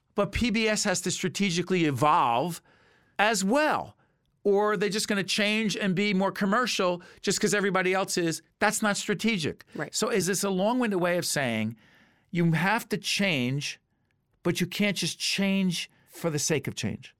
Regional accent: Montclair, New Jersey, United States; my hometown of Montclair

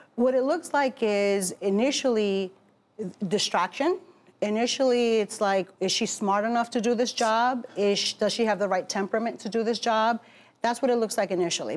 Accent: Newark, New Jersey, United States; also born or lived in Bronx, New York; raised in Newark.

